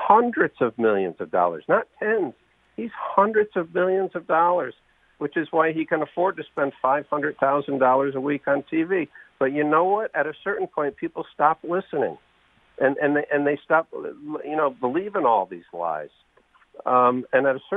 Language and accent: English; New Haven, Connecticut, United States; I grew up on Dixwell Avenue in New Haven